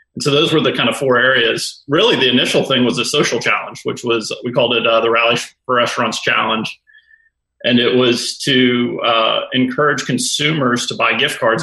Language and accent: English; New Orleans, Louisiana, United States; I grew up in New Orleans